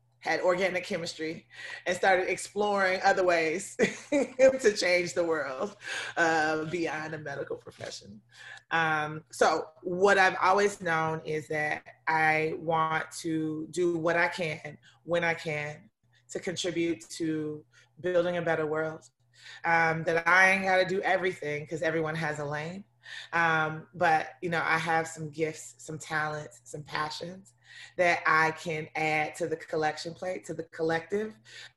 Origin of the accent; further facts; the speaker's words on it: Atlanta, Georgia, United States; also born or lived in Africa; I was born in Africa, but I grew up in Southwest Atlanta.